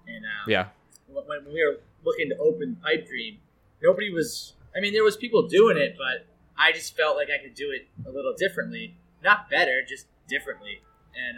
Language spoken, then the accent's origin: English; Kingston, New Hampshire, United States; also born or lived in Derry, New Hampshire / Londonderry, New Hampshire; I was born in Derry, New Hampshire, but I grew up in Kingston, New Hampshire